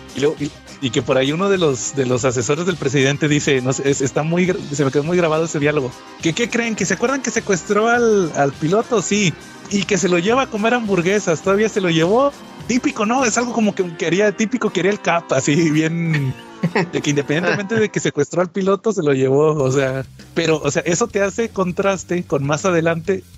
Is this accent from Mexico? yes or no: yes; Mexico; en México que somos tan nacionalistas